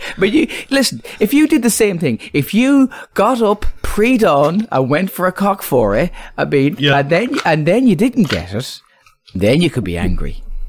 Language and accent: English; Ireland